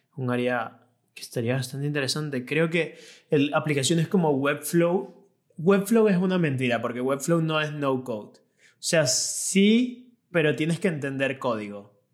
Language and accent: Spanish; Venezuela; moved away as an adult; yo me vine de Venezuela donde tenía mi propio negocio y llegué aquí